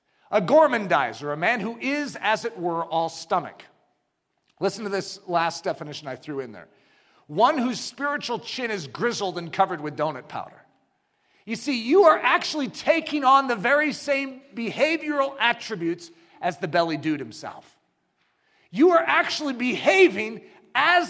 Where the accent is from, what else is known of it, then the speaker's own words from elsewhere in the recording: United States; I'm an American.